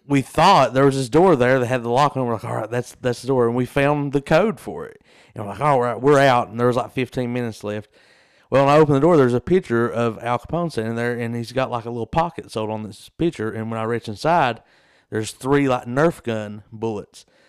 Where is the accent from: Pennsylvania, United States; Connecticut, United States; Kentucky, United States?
Kentucky, United States; Southeast; we're from Southeast Kentucky